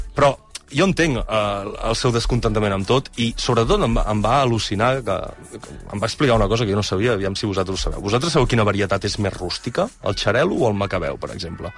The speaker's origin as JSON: {"language": "Catalan", "town": "El Pla del Penedès", "region": "Catalonia", "country": "Spain", "tie": "born or raised there", "said": "som del Pla del Penedès, tots dos"}